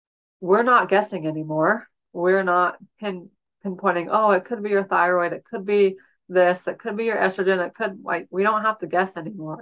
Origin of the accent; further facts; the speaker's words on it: Utah, United States; I'm in Utah, and I grew up in Utah. I grew up in the same house I bought from my parents